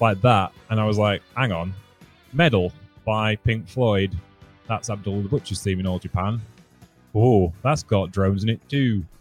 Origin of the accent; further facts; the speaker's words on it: United Kingdom; being British